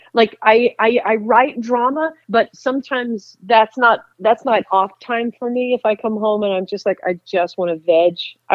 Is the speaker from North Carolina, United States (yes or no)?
yes; Concord, North Carolina, United States; You know, I'm from Concord, right?